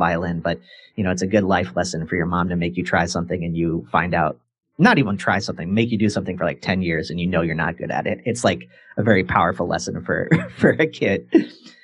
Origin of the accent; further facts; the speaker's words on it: Quincy, Illinois, United States; I grew up in Quincy, Illinois